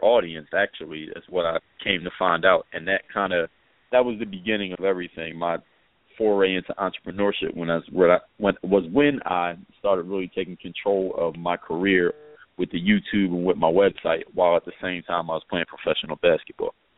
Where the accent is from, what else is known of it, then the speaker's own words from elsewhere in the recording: Philadelphia, Pennsylvania, United States; also born or lived in overseas; now in South Florida, United States; I'm originally from Philadelphia, PA, and now reside in South Florida.